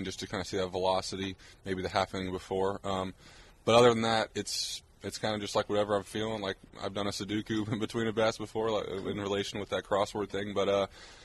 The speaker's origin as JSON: {"language": "English", "region": "Arizona", "country": "United States", "said": "I'm from Arizona"}